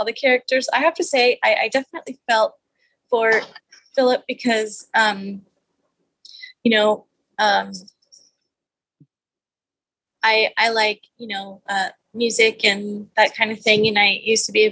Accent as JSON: {"language": "English", "region": "Texas", "country": "United States", "said": "I'm from Texas"}